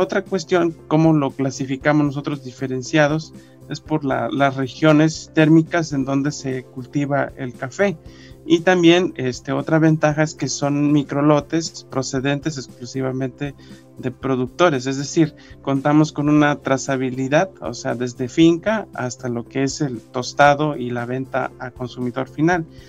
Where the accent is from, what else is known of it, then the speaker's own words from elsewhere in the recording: Mexico; nosotros como sociedad mexicana